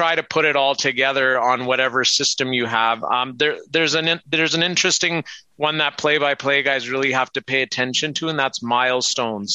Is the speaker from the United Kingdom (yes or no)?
no; Brooks, Alberta, Canada; accent: Canadian; I was growing up in Brooks